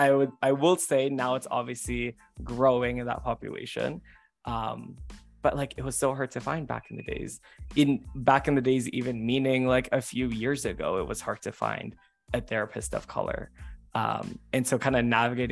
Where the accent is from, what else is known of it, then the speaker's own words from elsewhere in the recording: Hamilton, Ontario, Canada; I was born and raised in Hamilton, Ontario